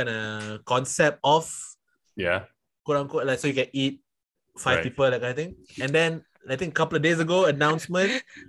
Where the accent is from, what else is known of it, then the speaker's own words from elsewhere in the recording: Singapore; I'm from Singapore.